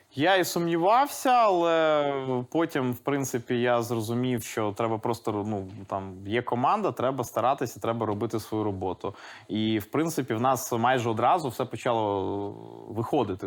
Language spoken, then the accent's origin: Ukrainian; Lviv, Lviv Oblast, Ukraine; first language Russian; Ukrainian is a second language; у Львові було три російськомовні школи. Mm Я якраз одну з таких